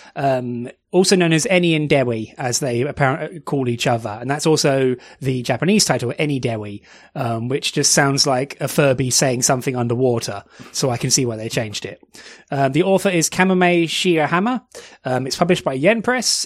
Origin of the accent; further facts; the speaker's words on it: United Kingdom; You can tell we're British